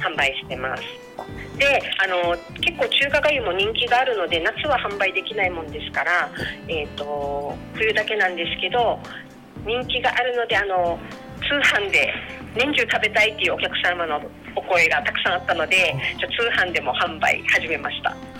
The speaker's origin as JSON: {"language": "Japanese", "region": "Okinawa", "country": "Japan", "tie": "born or raised there", "said": "沖縄生まれ、沖縄育ち"}